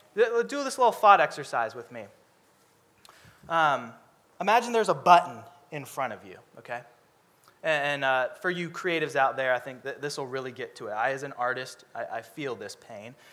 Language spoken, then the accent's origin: English; Seattle, Washington, United States; I'm from Seattle